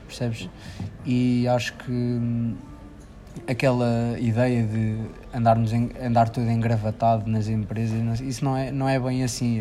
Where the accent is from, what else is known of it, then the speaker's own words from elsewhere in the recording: Figueira da Foz, Centro, Portugal; sou da Figueira da Foz